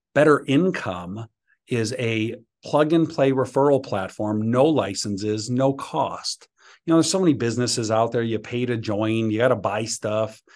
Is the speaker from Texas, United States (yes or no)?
no; Chicago, Illinois, United States; moved away as an adult; now in Georgia, United States; when I moved from Chicago to Georgia